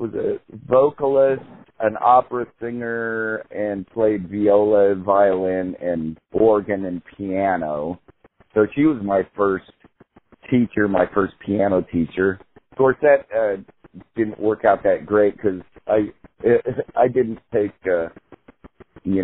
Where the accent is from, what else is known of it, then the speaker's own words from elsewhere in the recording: Independence, Missouri, United States; also born or lived in Central California / Jefferson City, Missouri; now in Kansas City, United States; I was born in Independence, Missouri